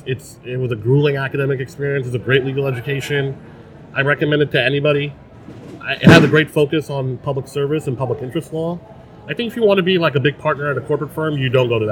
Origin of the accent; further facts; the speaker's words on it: New York City, New York, United States; I grew up in Eastern Queens in Glen Oaks